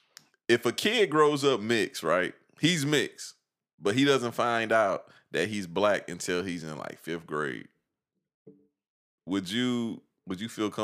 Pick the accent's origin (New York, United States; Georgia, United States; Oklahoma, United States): Georgia, United States; Evans; Like, I tell motherfuckers all the time, like, technically, I could say I'm from Augusta, but...